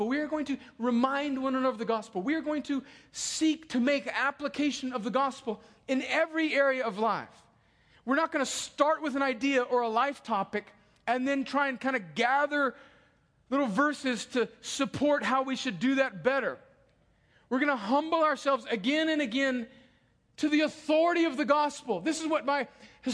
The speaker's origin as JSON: {"language": "English", "country": "United States"}